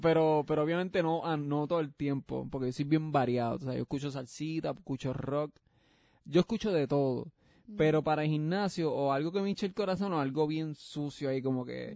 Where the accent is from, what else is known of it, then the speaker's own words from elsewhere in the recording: Puerto Rico; now in Florida, United States; yo soy puertorriqueño, yo soy pues. yo sé que hay gente de España que no escucha, pero eso quiero, yo soy puertorriqueño.